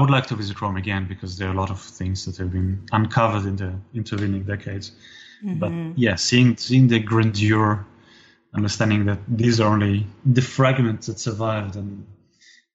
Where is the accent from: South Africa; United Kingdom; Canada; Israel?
Israel; growing up in Israel